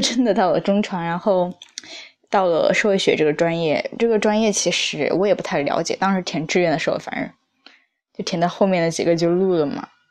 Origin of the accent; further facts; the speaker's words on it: Hunan, China; moved away as an adult; now in Beijing, China; 在北京生活学习的妹子。但是我不是北京人，我是湖南人，辣妹子